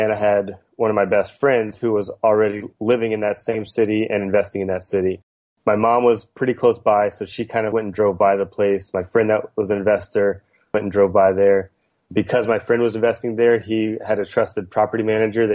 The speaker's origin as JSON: {"language": "English", "area": "outside New Orleans", "region": "Louisiana", "country": "United States", "tie": "born or raised there", "moved": "as an adult", "lives_now": "Long Beach, United States", "said": "I grew up outside New Orleans, Louisiana, in a really small town"}